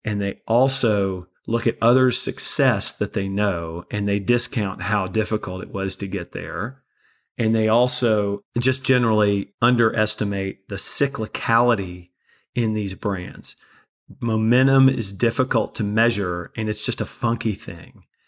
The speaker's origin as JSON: {"language": "English", "region": "Kentucky", "country": "United States", "also_born_or_lived": "Florida Panhandle", "moved": "yes", "lives_now": "Florida, United States", "said": "I'm originally from Kentucky and we live in the Panhandle of Florida"}